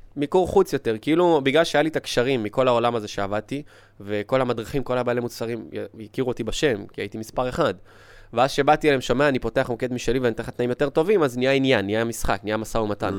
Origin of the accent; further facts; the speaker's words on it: Israel; also born or lived in Ukraine; אני לא נולדתי פה בארץ, הייתי בגיל חמש, מאוקראינה